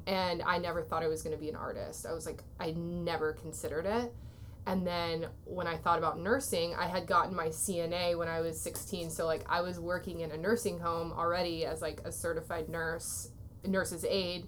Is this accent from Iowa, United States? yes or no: yes; Waterloo, Iowa, United States; moved away as an adult; also born or lived in California; I grew up in Waterloo, Iowa